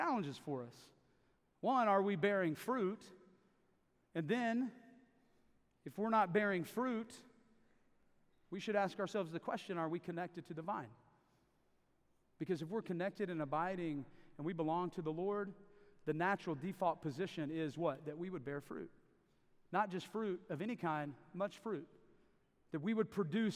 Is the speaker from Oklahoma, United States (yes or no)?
yes; Davis, Oklahoma, United States; I grew up in Davis, Oklahoma, just right down the hill for most of the time I was growing up, about 9 years, so I consider that home.